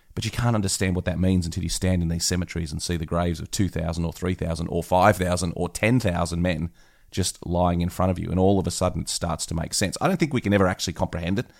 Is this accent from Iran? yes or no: no; Australia; being an Aussie myself